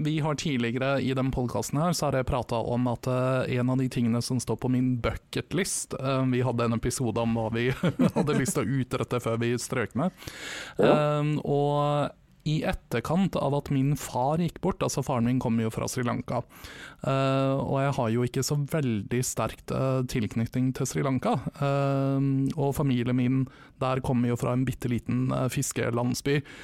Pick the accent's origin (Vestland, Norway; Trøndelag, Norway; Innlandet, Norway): Innlandet, Norway; Vestre Slidre; moved away; Vestre Slidre, som var den bitte lille bygda jeg vokste opp